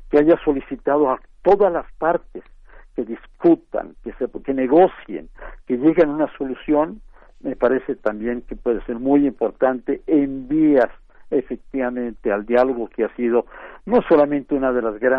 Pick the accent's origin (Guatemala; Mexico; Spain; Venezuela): Mexico; No sé nosotros como mexicanos sabemos muy bien efectivamente cómo actúa.